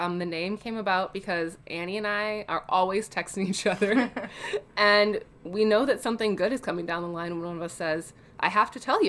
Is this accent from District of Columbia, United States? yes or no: no; Chicago, Illinois, United States; now in Minnesota, United States; I live in the great state of Minnesota. I'm originally from Chicago. I am 24 going on 25.